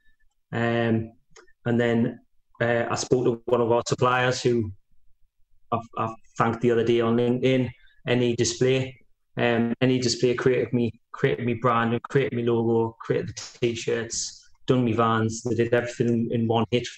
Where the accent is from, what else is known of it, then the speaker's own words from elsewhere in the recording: Walkerville, North East England, United Kingdom; I grew up in Walkerville